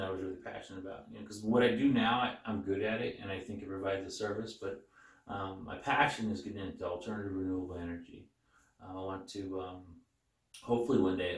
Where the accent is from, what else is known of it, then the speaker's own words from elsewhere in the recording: Caldwell, Idaho, United States; also born or lived in Nampa, Idaho; I was born and raised in Caldwell, Nampa